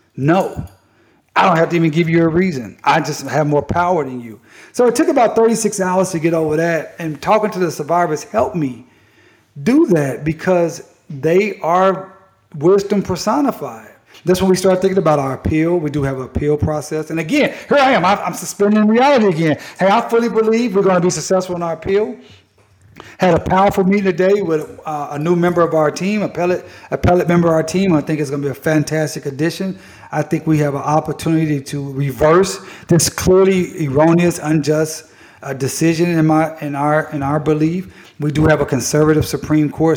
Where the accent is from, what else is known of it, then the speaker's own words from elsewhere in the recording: Tulsa, Oklahoma, United States; I'm from Tulsa.